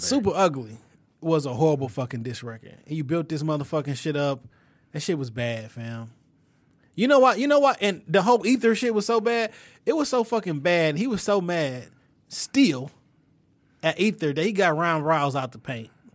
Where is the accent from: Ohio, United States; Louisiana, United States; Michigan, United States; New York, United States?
Michigan, United States; Detroit; I'm still from the West Side, Detroit